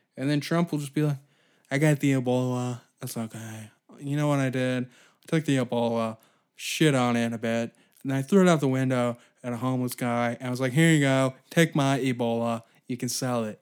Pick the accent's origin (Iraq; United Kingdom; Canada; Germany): Canada; I'm Canadian